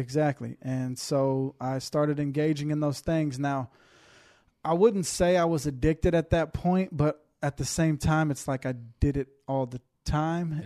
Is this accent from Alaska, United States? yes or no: no; Houston, Texas, United States; born and raised in Houston, Texas